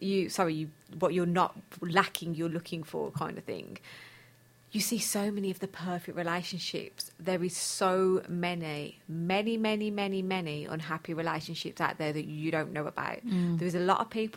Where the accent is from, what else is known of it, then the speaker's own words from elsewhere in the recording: United Kingdom; as British people